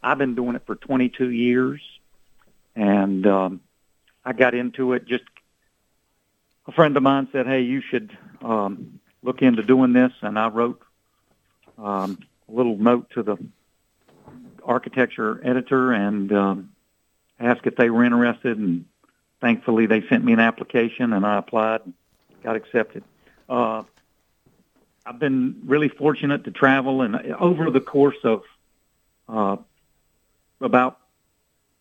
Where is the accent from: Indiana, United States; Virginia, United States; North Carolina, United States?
North Carolina, United States; Charlotte, North Carolina, my home state